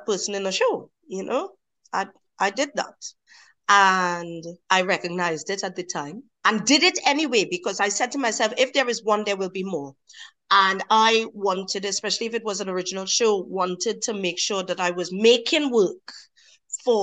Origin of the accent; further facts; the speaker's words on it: Trinidad & Tobago; moved away; I come from Trinidad and Tobago, and where I come from, people look like me, they look like you, they look like other people, but they all sound like me